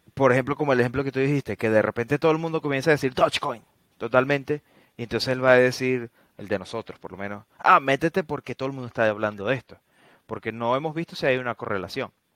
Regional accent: Venezuela; nosotros que somos venezolanos

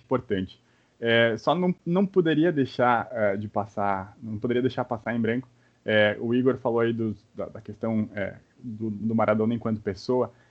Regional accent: Brazil; a gente como brasileiro

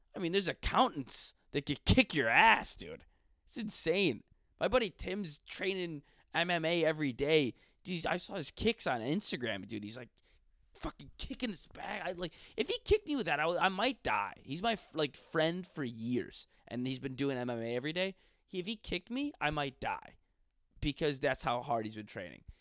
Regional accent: Buffalo, New York, United States; I love Buffalo and I love everybody from there

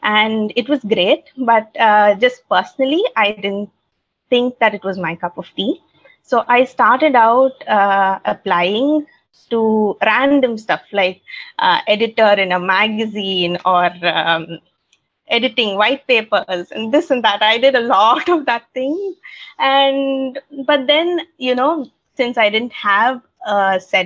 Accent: India; I'm from India

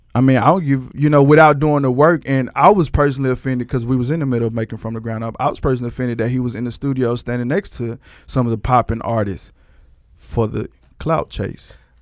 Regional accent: Texas, United States; I'm from Texas.

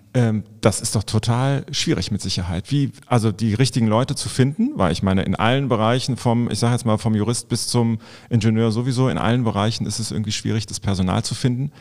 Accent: Vulkaneifel, Rhineland-Palatinate, Germany; moved away as an adult; now in Cologne, Germany; ich komme selber gebürtig aus der Vulkaneifel. Und äh, da ist man eigentlich froh, wenn man dann äh, irgendwann volljährig ist, dass man da wegkommt

